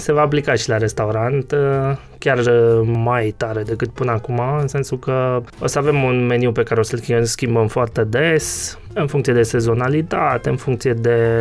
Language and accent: Romanian; near Cluj, Cluj County, Romania; moved away as an adult; now in Cluj-Napoca, Romania; eu sunt de lângă Cluj, uh, nu chiar clujan